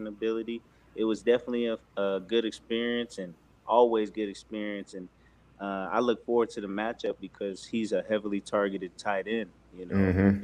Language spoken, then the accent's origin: English; Seattle, Washington, United States; growing up in Seattle, being young, I was in high school when the Legion of Boom just started appearing